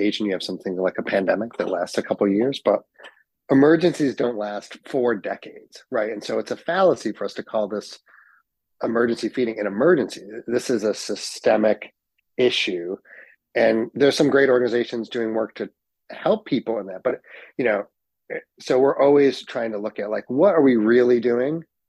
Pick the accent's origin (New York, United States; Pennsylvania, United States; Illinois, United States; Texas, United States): New York, United States; Utica; also born or lived in Ithaca, New York / London; I'm born and raised in Utica, but had restaurants in Ithaca